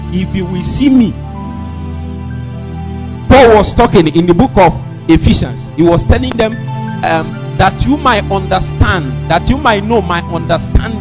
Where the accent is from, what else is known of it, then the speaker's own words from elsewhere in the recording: Nnewi, Anambra, Nigeria; I'm from Newe.